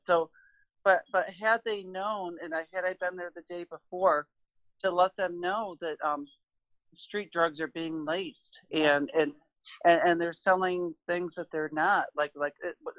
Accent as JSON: {"language": "English", "town": "Rochester", "region": "New York", "country": "United States", "tie": "born or raised there", "also_born_or_lived": "Orlando", "moved": "yes", "said": "Rochester, New York, at my hometown."}